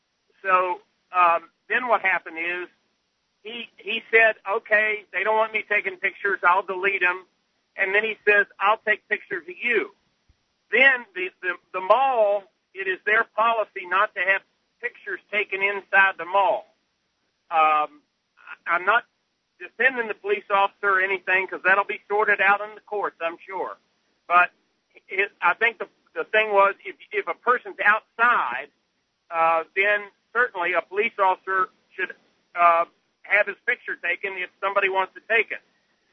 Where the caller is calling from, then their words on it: Charleston, West Virginia, United States; I'm calling from Charleston, West Virginia.